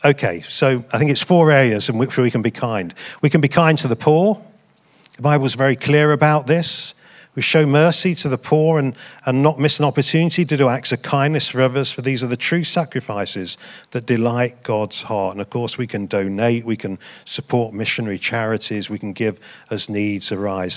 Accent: United Kingdom; I'm proud to be white British

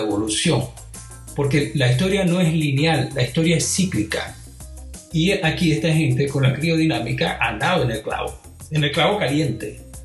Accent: Venezuela; moved away; also born or lived in Europe; en Venezuela, de donde yo vengo

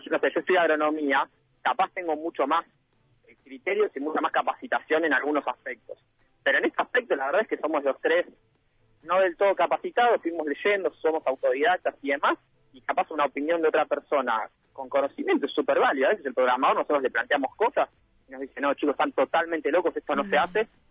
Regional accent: Pilar, Buenos Aires Province, Argentina; somos de Pilar

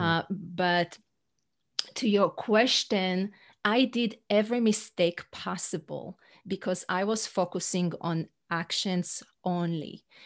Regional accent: Israel; English is a second language; moved away as an adult; also born or lived in New York City; now in North Carolina, United States; I'm originally from Israel, uh, but I live in the U S for fifteen years

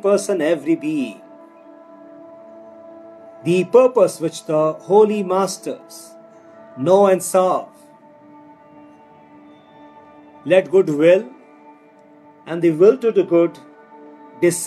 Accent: India; our country, India

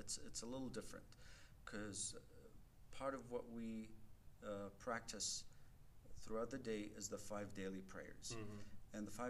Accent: Qatar; now in Colorado Springs, United States; I grew up as a Muslim. I was born to a Muslim family. And I was born in Qatar. That's over in the Middle East, bordering Saudi Arabia. So I grew up as a Muslim, going to Arabic schools

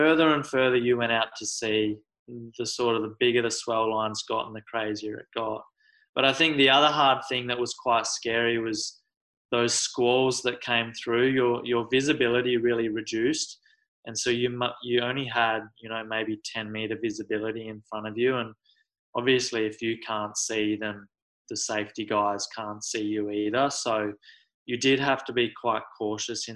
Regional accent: Australia; I'm from Australia, so it's a bit different.

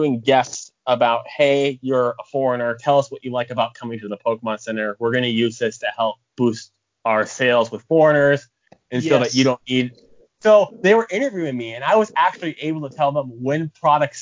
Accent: American Midwest, United States; also born or lived in Japan; I am an American Midwesterner

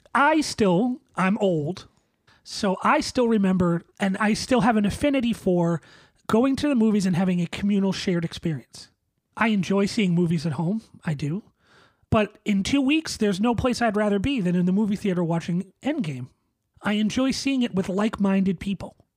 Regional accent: Boston, Massachusetts, United States; a Bostonian

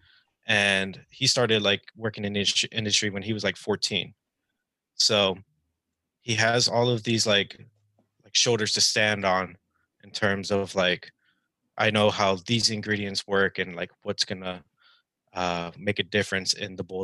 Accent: Bay Area, California, United States; moved away as an adult; now in Philadelphia, United States; I was born and raised in the Bay Area, and then I moved out to Philly in 2015 to go to college out here

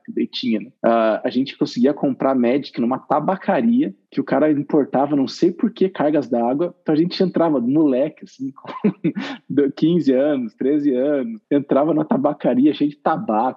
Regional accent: Arapongas, Paraná, Brazil; eu cresci em Arapongas, no Paraná

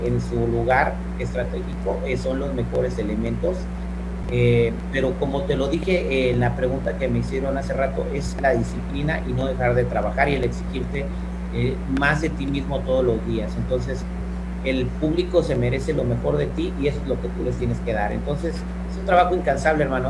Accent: Morelia, Michoacán, Mexico; moved away as an adult; also born or lived in San Francisco, California, United States; now in United States; Me siento michoacano porque viví eh, toda mi infancia en Morelia, Michoacán, hasta que me vine a vivir a los Estados Unidos de vuelta a los 18, pero yo nací en, San Francisco, California.

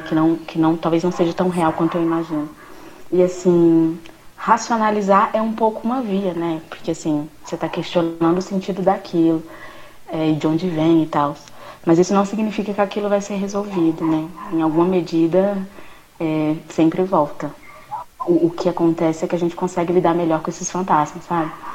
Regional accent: Uberlândia, Minas Gerais, Brazil; também sou de Berlândia com os meninos e estudei aqui em Berlândia

